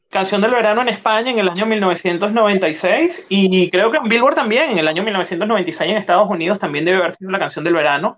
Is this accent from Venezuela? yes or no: yes; Venezuela; soy venezolano y estoy en el hemisferio norte.